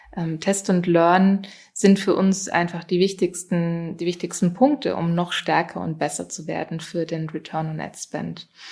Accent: Germany; moved away; ursprünglich bin ich ja aus Deutschland

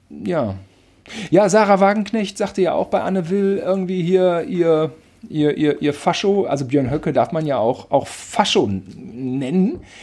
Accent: Germany; ich bin Deutscher

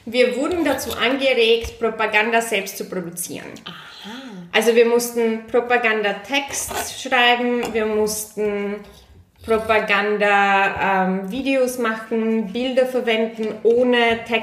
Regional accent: Munich, Bavaria, Germany; ich bin ja in München aufgewachsen

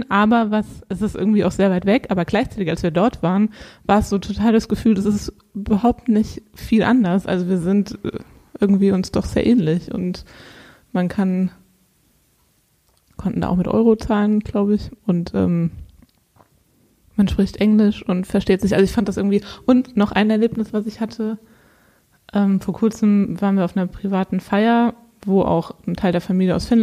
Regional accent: Hesse, Germany; born there; now in Oldenburg, Germany; Also ich bin in Hessen geboren, das heißt, ich bin im Herzen immer noch Hesse.

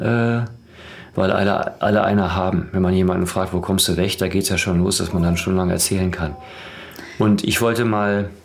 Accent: Dortmund, North Rhine-Westphalia, Germany; now in Berlin, Germany; Ich bin in Dortmund groß geworden

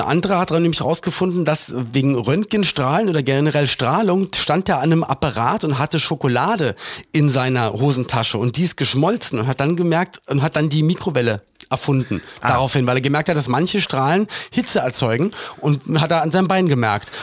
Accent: Berlin, Germany; moved away as an adult; also born or lived in Cologne; wir kommen ja beide aus Berlin

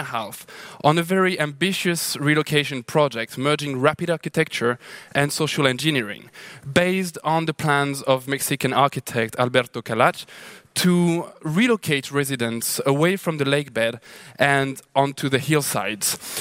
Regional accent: Lahore, Punjab, Pakistan; also born or lived in New Delhi, India; now in Sao Paulo, Brazil; I'm from Lahore, Pakistan

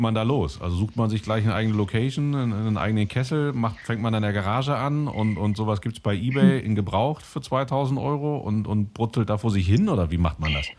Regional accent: Cologne, North Rhine-Westphalia, Germany; ich komme aus Köln, da trinkt keiner Wein. Also bei uns in der ganzen Familie trinken alle Kölsch

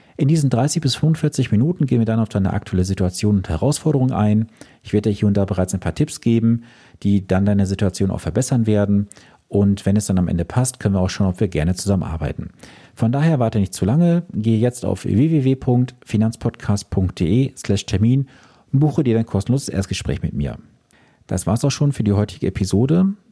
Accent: Germany; bei uns in Deutschland

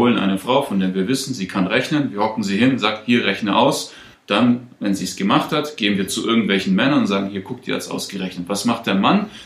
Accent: Germany; moved away as an adult; also born or lived in Russia; now in Stuttgart, Germany; groß geworden. Ich komme aus dem Dorf, ja. Aus einem sehr kleinen

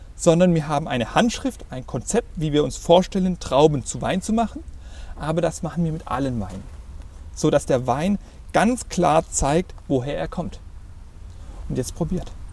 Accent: Swabia, Germany; ich als Schwabe

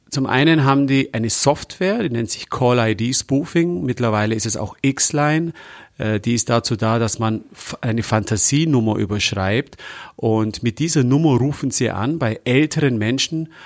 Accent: Germany; bei uns in Deutschland

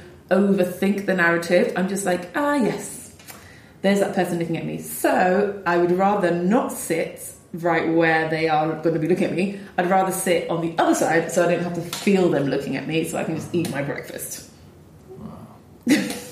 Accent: London, United Kingdom; I was born and raised in London.

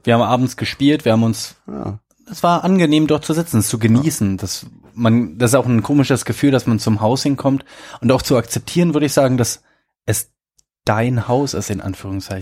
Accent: Berlin, Germany; wir sind ja beide Berliner

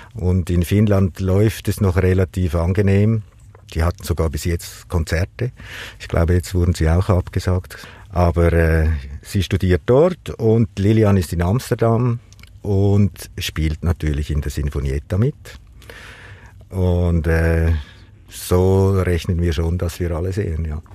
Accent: Lake Zurich, Switzerland; ich bin äh, am Zürichsee aufgewachsen

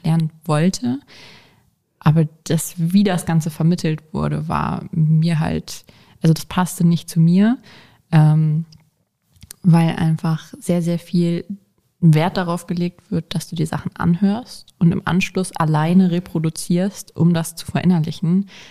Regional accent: Hanover, Lower Saxony, Germany; bin 22 Jahre alt und komme aus Hannover

